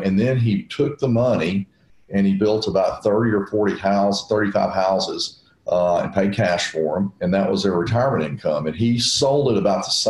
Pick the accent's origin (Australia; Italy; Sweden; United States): United States; Nashville, Tennessee; I'm from Nashville, and I've been in Nashville my whole life